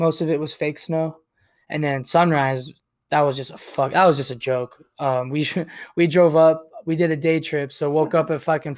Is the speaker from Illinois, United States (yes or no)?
no; Tucson, Arizona, United States; also born or lived in San Diego; I've been in Arizona for 24 years, my whole life. You know, I was born in San Diego, but my dad moved us out here to Tucson when I was a baby. So I've been here ever since.